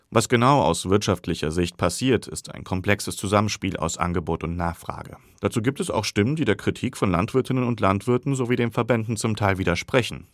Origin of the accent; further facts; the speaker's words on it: Hesse, Germany; bei uns in Hessen